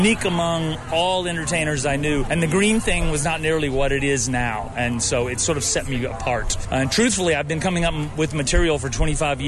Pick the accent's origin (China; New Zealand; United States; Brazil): United States; Alabama; also born or lived in Texas; I was born in Texas and raised in Alabama.